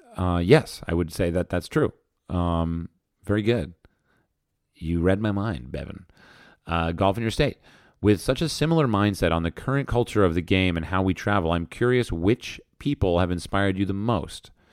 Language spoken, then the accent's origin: English; New Jersey, United States; I grew up in New Jersey